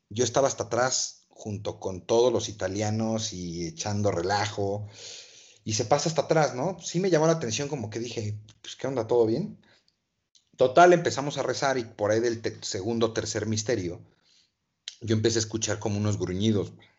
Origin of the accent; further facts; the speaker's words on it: Toluca, State of Mexico, Mexico; soy de Toluca, una ciudad hermosa